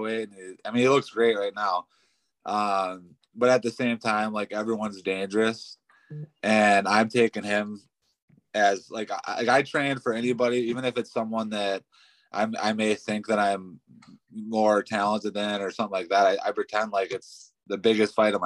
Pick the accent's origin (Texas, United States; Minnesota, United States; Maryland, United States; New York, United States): Minnesota, United States; Pine City; We're from Pine City.